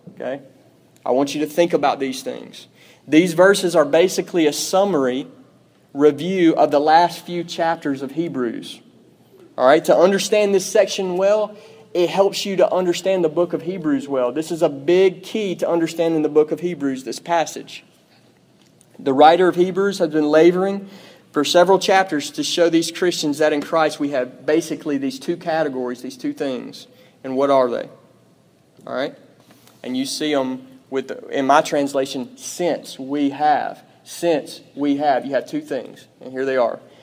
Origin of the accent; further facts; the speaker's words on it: Pearl, United States; I'm from Pearl.